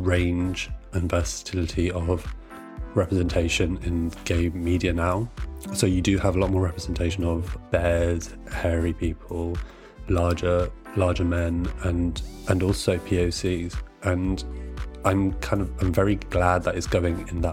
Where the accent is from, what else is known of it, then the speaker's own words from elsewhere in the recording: Brighton, South East England, United Kingdom; moved away as an adult; also born or lived in London; I grew up in Brighton, so I would walk down St. James Street